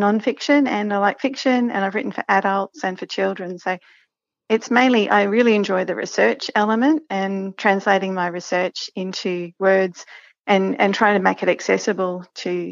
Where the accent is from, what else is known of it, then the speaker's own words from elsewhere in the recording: Brisbane, Queensland, Australia; moved away as an adult; also born or lived in New South Wales; now in Toowoomba, Australia; I grew up in Brisbane and then lived in New South Wales for a little while and then moved up here in the late 90s.